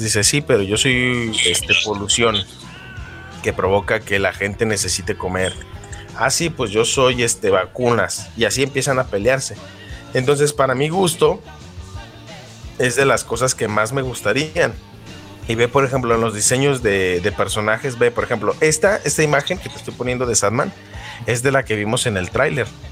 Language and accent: Spanish; Mexico; con Smallville aquí en México lo pasaban como a las 4 de la tarde cuando no, tenía cable yo era pobre